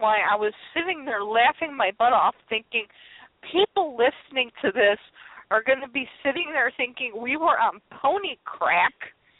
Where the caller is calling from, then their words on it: Illinois, United States; I was calling from Illinois into New York